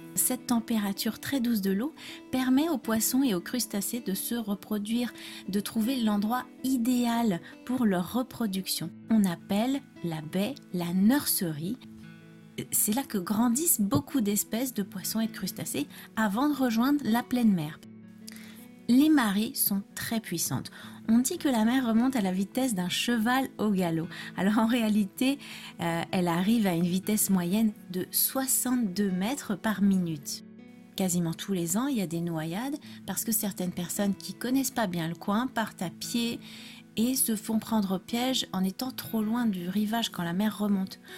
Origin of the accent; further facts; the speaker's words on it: France; je suis française